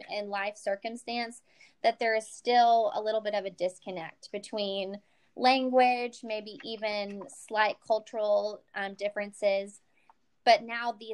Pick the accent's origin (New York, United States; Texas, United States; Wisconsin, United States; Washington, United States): Texas, United States; East; you can tell I'm from East Texas.